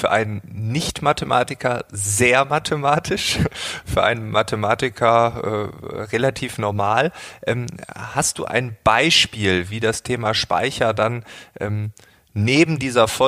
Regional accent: Stuttgart, Baden-Württemberg, Germany; Als Stuttgarter äh, denkt man immer, es ist der Morgen, aber das ist für mich völlig okay.

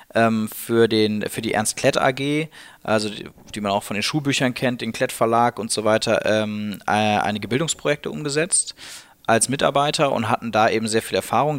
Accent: Cologne, North Rhine-Westphalia, Germany; moved away as an adult; now in Berlin, Germany; ich bin eben Kölner

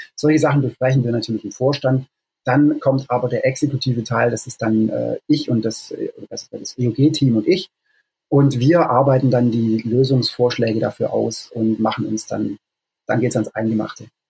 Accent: Stuttgart, Baden-Württemberg, Germany; moved away as an adult; also born or lived in Lake District, England; now in England, United Kingdom; Ich bin ursprünglich aus Stuttgart

